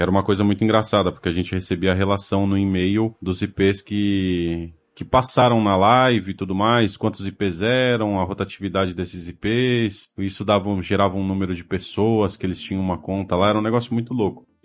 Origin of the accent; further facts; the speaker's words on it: São Paulo, Brazil; Sou natural de São Paulo, da Zona Norte.